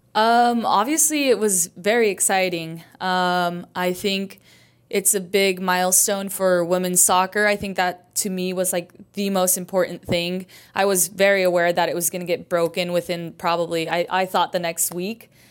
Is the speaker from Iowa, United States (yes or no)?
no; Idaho, United States; moved away as an adult; also born or lived in Chicago / Mexico; now in Houston, United States; I grew up in Idaho.